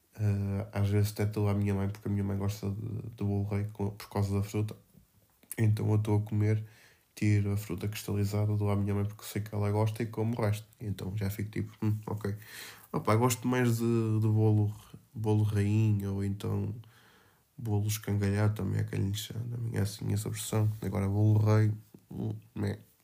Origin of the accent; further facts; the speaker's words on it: Felgueiras, Norte, Portugal; Cavacas de Margarido, pá. Da minha terra